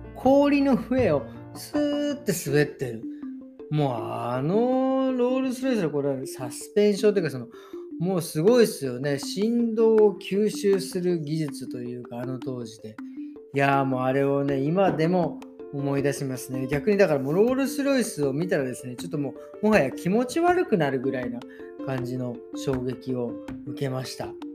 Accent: Meguro, Tokyo, Japan; 出身東京都目黒区出身

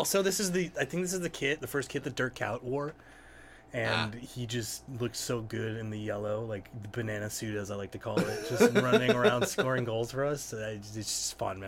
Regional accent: United States; also born or lived in England; as an American

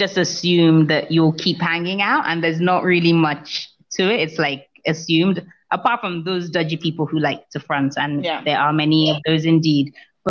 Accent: Lagos, Nigeria; also born or lived in New York; come from Lagos.

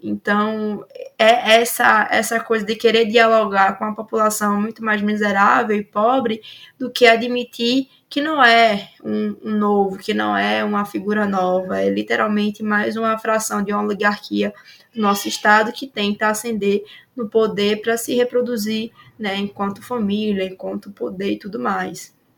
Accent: Alagoas, Brazil; eu sou de Alagoas

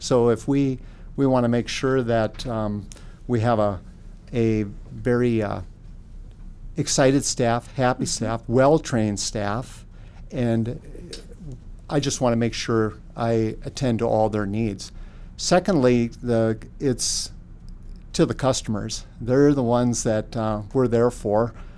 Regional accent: Linton, North Dakota, United States; I grew up in Linton, a small community in south central North Dakota

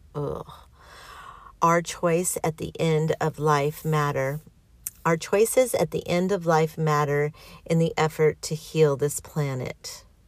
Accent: California, United States; I was born here. I'm a Californian

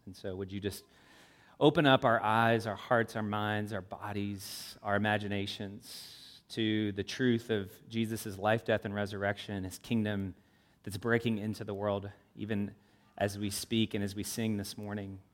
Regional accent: Louisville, Kentucky, United States; moved away as an adult; also born or lived in South Florida; now in Indianapolis, United States; I, I, I grew up in Louisville, south of Ohio

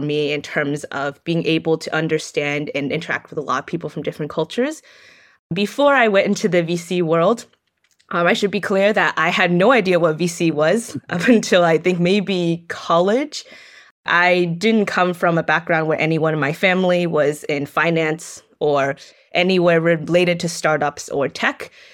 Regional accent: Gainesville, Florida, United States; I'm Chinese American. I grew up in North Central Florida, specifically Gainesville

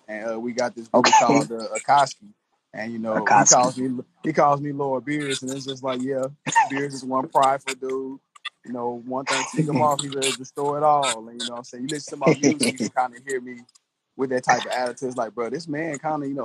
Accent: Paris, Texas, United States; I'm from Paris, Texas, East Texas

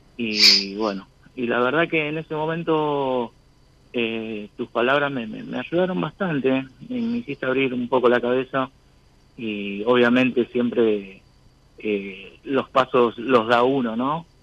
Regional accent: San Antonio de Padua, Buenos Aires Province, Argentina

